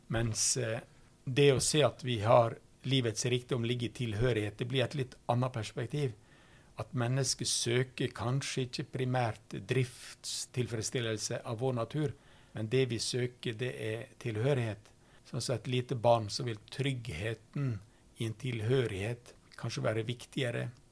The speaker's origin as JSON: {"language": "Norwegian", "country": "Norway", "tie": "born or raised there", "first_language": "Norwegian", "said": "Jeg har ikke valgt mitt norske språk sjøl, som er mitt morsmål"}